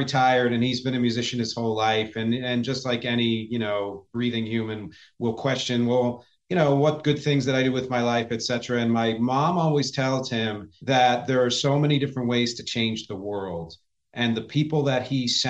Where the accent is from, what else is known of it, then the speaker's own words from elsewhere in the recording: United States; I'm from Philly. I'm from Jersey.